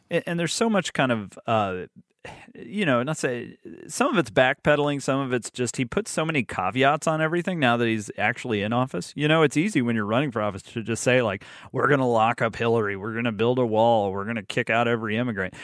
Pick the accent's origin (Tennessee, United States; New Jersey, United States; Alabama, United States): Alabama, United States; moved away as an adult; I grew up in Alabama